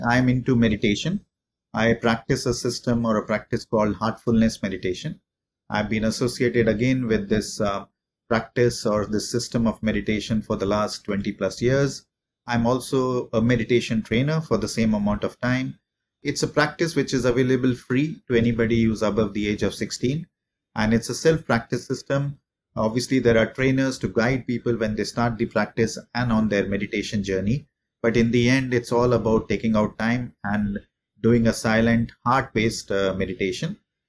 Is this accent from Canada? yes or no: no; India; moved away as an adult; also born or lived in Paris; now in Singapore; I am based in Singapore. I've been living in Singapore for the last 15 years. I'm an Indian national, but I've been outside of India now for the last 20 plus years.